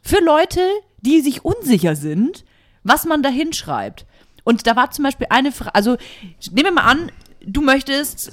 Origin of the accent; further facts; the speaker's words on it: Nuremberg, Bavaria, Germany; moved away; wieder in Nürnberg und bin in die Kirche gegangen, ja. in der ich getauft wurde